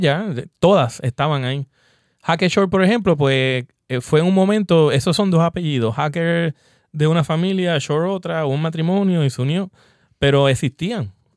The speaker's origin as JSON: {"language": "Spanish", "country": "Puerto Rico", "said": "nosotros queremos aquí como brewers puertorriqueños"}